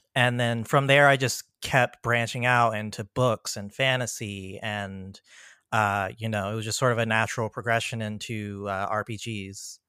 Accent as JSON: {"language": "English", "area": "PG County", "region": "Maryland", "country": "United States", "tie": "born or raised there", "also_born_or_lived": "Virginia"}